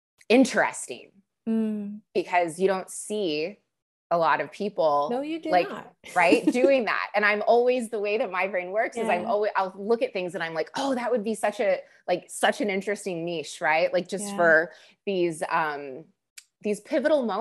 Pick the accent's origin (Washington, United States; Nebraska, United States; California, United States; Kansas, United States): California, United States; accent: Californian; I'm a third generation Californian. And speaking of imposter syndrome, I do sound like a Californian.